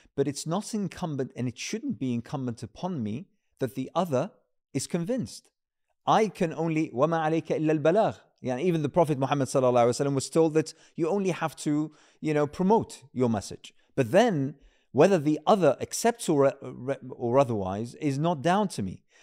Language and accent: English; United Kingdom; as a British Muslim